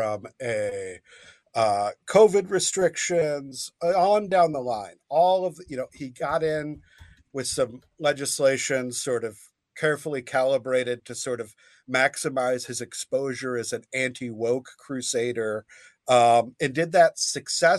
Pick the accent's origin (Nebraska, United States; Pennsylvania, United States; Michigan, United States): Michigan, United States; Grand Rapids; born and raised in Grand Rapids